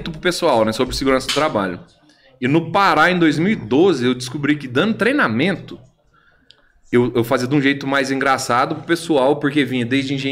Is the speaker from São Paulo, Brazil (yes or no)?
yes; São Paulo, Brazil; Eu sou do interior de São Paulo.